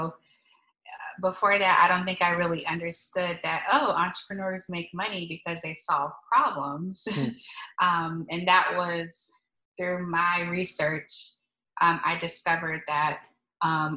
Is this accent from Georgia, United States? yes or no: yes; Stone Mountain, Georgia, United States; I grew up in Stone Mountain, Georgia, so east of Atlanta